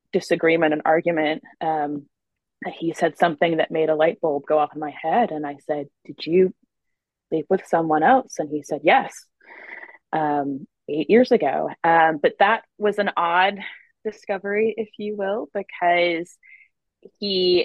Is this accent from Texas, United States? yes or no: no; South Carolina, United States; moved away as an adult; I'm from South Carolina, had a few years in different states, but I'm back in South Carolina now